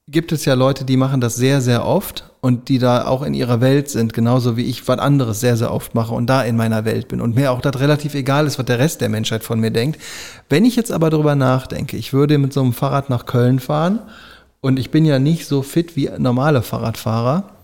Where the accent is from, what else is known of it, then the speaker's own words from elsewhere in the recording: Italy; Du Nazi, hier. ich bin Italiener.